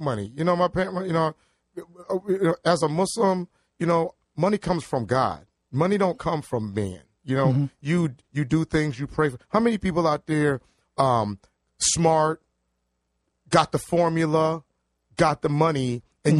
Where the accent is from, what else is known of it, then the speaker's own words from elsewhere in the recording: New Haven, Connecticut, United States; So I was born in New Haven at the hospital.